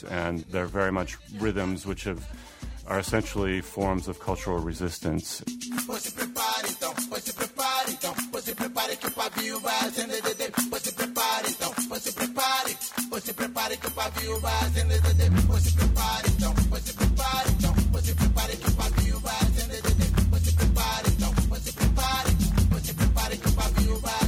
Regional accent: Seattle, Washington, United States; moved away as an adult; now in Rio de Janeiro, Brazil; I'm originally from Seattle

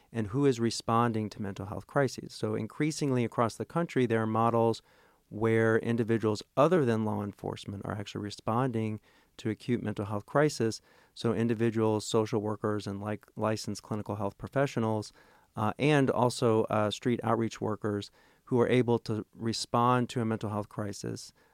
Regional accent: Tulsa, Oklahoma, United States; moved away as an adult; also born or lived in Rhode Island; now in Little Rock, United States; I'm originally from Oklahoma, Tol-, grew up in Tulsa, Oklahoma

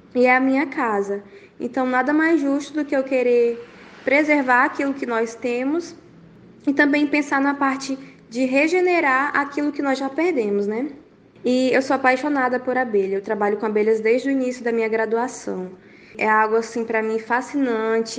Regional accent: Marabá, Pará, Brazil; now in Parauapebas, Brazil; nasci e me criei em Marabá, mas atualmente eu moro em Parauapebas, no interior do Pará

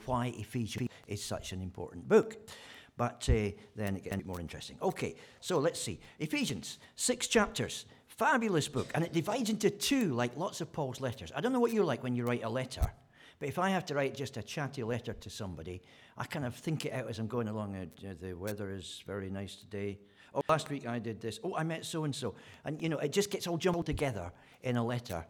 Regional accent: Scotland, United Kingdom; moved away; I'm a Scotsman

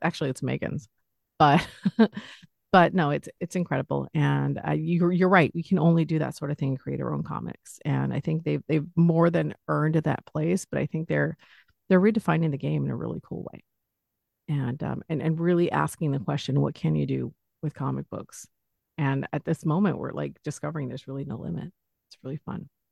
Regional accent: Los Angeles, California, United States; I'm from Los Angeles

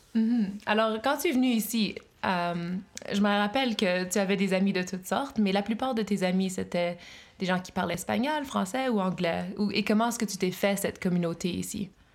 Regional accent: Brockville and Ottawa, Ontario, Canada; moved away as an adult

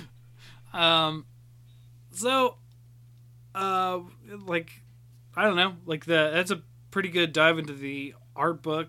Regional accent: Chillicothe, Ohio, United States; moved away; I've moved, you know, back to my hometown

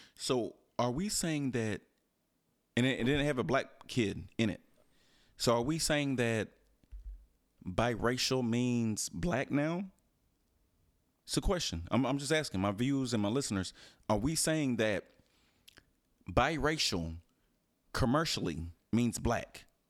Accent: Houston, Texas, United States; moved away; I was raised in Houston

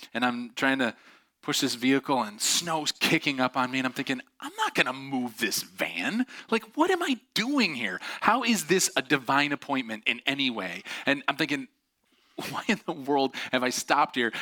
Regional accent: Syracuse, New York, United States; I grew up just outside of Syracuse

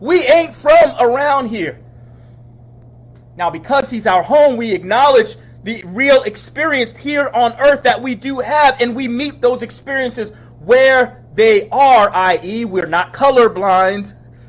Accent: New York, United States; moved away as an adult; now in Charlottesville, United States; We ain't from around here. 1997. As I near a close, I came here from New York, here being Charlottesville, a student at the University of Virginia

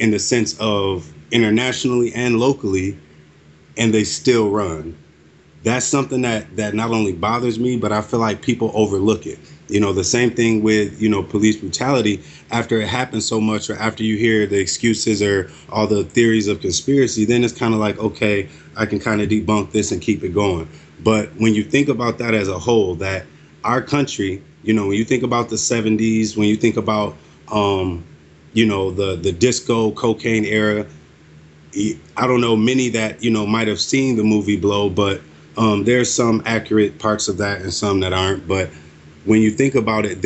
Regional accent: United States; I was born and raised here. I am an American

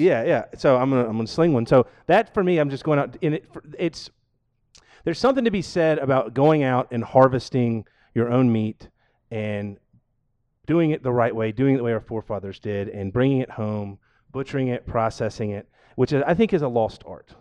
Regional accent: Georgia, United States; now in Seattle, United States; I'm from Georgia

